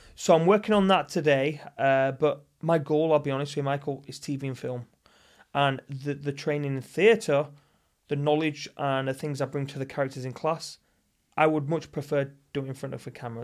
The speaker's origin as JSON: {"language": "English", "region": "the north of England", "country": "United Kingdom", "moved": "yes", "lives_now": "Los Angeles, United States"}